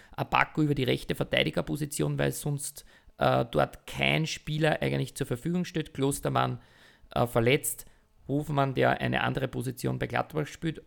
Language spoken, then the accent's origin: German; Austria; wir müssen als Österreicher